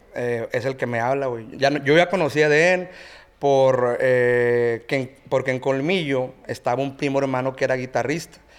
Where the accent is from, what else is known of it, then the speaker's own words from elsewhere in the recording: Mazatlán, Sinaloa, Mexico; Somos, somos originarios de Mazatlán, Sinaloa